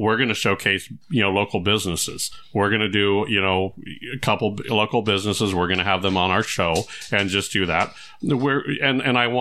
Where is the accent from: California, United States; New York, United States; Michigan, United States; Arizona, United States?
California, United States; I grew up in California